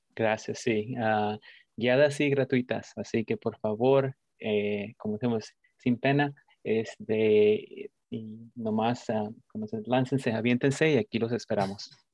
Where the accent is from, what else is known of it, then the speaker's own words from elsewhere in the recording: Mexico; now in United States; soy un, inmigrante de México, así que para muchos de nosotros que venimos de México y ah, crecimos y nos criamos en un pueblo